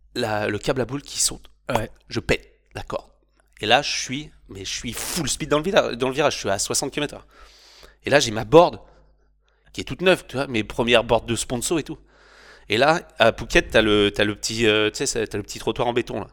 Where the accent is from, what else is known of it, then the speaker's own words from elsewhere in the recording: Normandy, France; moved away as an adult; also born or lived in Bordeaux / Philippines; chez moi en Normandie